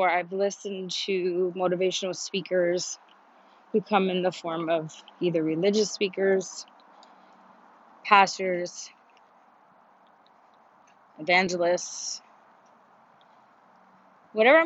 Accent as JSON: {"language": "English", "region": "New York", "country": "United States", "moved": "yes", "lives_now": "Miami, United States", "said": "I'm from New York"}